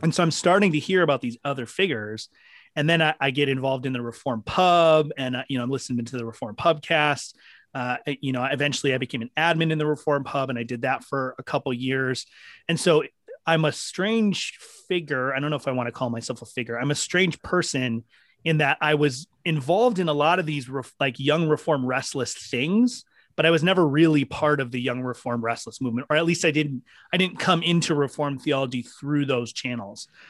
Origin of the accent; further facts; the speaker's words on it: Minneapolis, Minnesota, United States; I grew up in Minneapolis